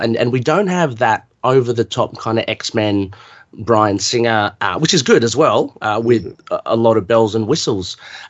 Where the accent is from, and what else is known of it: Australia